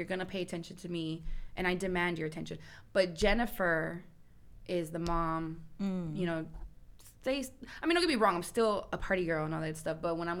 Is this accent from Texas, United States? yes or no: yes; San Antonio, Texas, United States; I'm from San Antonio, Texas, so I'm locally here in San Antonio.